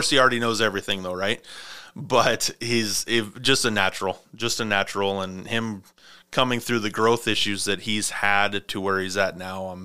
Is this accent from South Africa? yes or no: no; Montana, United States; my grandparents they they summer or not summer they wintered down in Mesa you know, we were